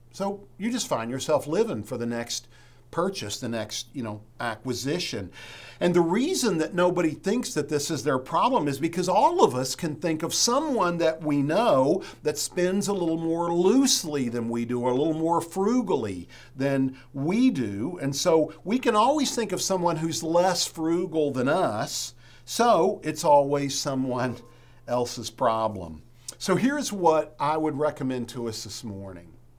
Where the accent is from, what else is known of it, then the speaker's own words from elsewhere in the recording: West Virginia, United States; moved away; I'm from West Virginia